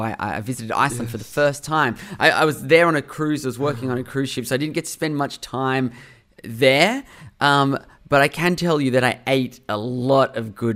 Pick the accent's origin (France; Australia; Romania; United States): Australia; Sydney, New South Wales; I grew up in Sydney, Australia. That's been home my whole life, where I am right